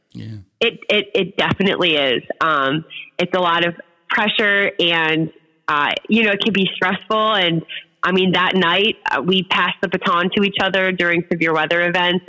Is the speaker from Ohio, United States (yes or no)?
yes; Cleveland, Ohio, United States; moved away as an adult; now in Miami Valley, Ohio, United States; I grew up in Cleveland